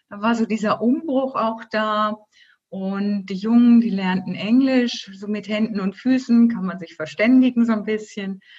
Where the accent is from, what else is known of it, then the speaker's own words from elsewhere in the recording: Germany; now in Switzerland; Ich bin ja Deutsche, wie man hört, äh, auch wenn ich seit 19 Jahren in der Schweiz lebe.